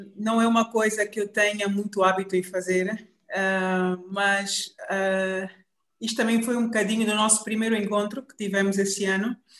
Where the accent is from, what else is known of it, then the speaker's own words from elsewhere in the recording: Benguela, Angola; moved away as an adult; now in Luanda, Angola; saí de Benguela por volta de 95, infelizmente, com 18 anos, uh, para vir a Luanda para continuar os meus estudos. Em Benguela sempre tive muito muito envolvida em, em atividades da escola